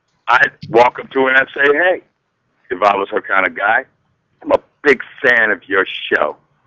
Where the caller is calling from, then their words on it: Chicago, Illinois, United States; I'm calling from Chicago.